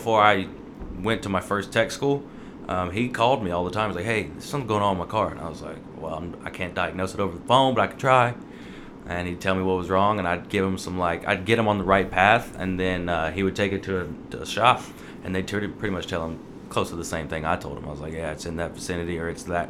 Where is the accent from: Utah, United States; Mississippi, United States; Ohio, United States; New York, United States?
Mississippi, United States; And I'm from Mississippi, so a lot of people like to do their own work.